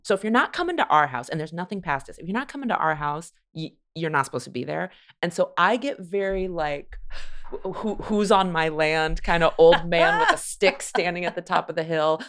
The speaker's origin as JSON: {"language": "English", "region": "California", "country": "United States", "tie": "born or raised there", "also_born_or_lived": "Chicago", "moved": "as an adult", "lives_now": "Los Angeles, United States", "said": "I grew up in California, and then I lived in Chicago"}